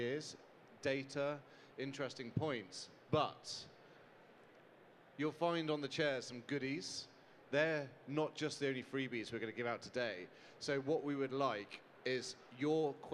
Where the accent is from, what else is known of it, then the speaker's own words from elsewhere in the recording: United Kingdom; I'm not from around here, I'm from the UK